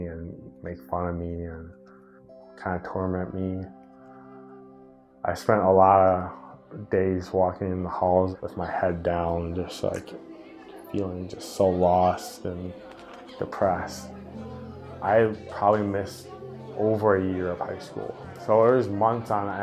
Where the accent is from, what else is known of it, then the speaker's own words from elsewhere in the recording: Monona, Wisconsin, United States; in Monona, back in my hometown